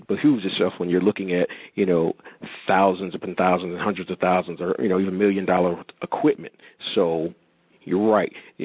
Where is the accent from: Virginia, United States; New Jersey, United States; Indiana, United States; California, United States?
New Jersey, United States; I'm from New Jersey area as well